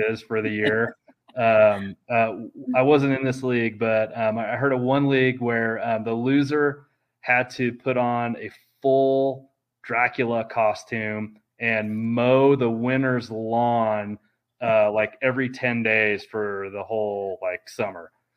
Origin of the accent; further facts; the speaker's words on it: Kansas City, United States; moved away; I'm from Kansas City